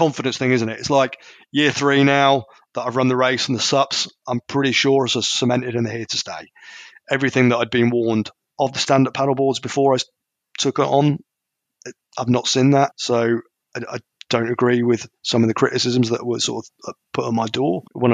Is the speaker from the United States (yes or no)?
no; United Kingdom; I'm a Brit